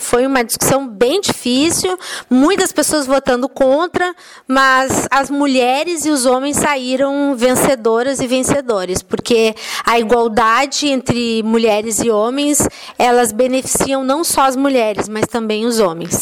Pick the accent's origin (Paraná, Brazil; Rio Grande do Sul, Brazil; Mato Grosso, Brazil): Rio Grande do Sul, Brazil; moved away; also born or lived in Belo Horizonte; eu sou uma gaúcha, eu sou meio andarilha